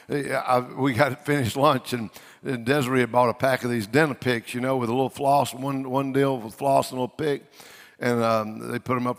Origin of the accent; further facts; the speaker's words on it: Louisiana, United States; I'm from Louisiana